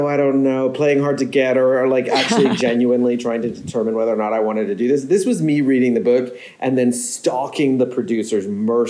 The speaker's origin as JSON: {"language": "English", "country": "United States", "moved": "yes", "lives_now": "England", "said": "as an American living in England"}